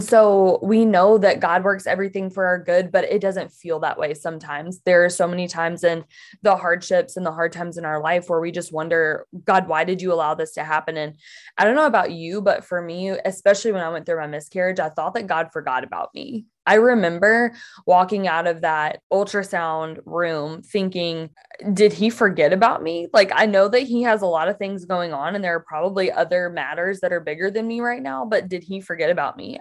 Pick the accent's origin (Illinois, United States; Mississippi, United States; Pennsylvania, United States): Mississippi, United States; moved away as an adult; now in Michigan, United States; I am from Mississippi originally, so I grew up there. And I moved up to Michigan, where I still live now, back in twenty fourteen.